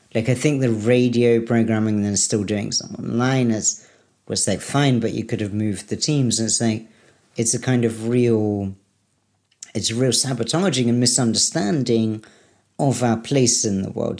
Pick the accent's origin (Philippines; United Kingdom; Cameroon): United Kingdom; moved away; I'm the British